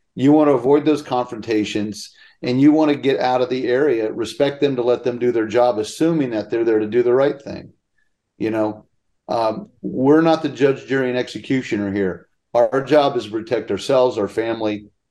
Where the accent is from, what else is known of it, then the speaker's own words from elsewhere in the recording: Pennsylvania, United States; moved away; When we were growing up in Pennsylvania, we had five families on one one phone line